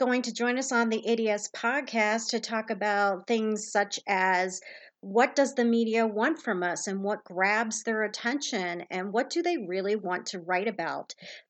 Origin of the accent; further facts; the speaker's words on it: Longmont, Colorado, United States; now I'm in my hometown, Longmont, Colorado, at the Longmont Library